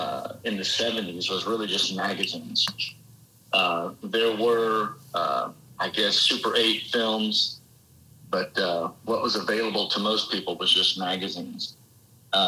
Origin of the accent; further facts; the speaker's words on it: Albuquerque, New Mexico, United States; also born or lived in Denver, Colorado; I was born and raised mostly in Albuquerque, New Mexico. We did spend several years in Denver. But back in the 70s and 80s is where I did most of my growing up.